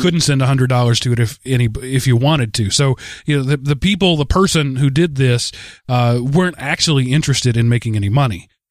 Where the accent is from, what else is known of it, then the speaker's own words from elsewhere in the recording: Texas, United States; now in Atlanta, United States; being a Texan